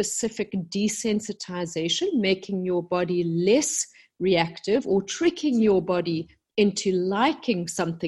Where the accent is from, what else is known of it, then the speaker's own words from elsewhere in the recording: South Africa; moved away as an adult; also born or lived in London, United Kingdom; I came back to South Africa, my home country, about 10 years ago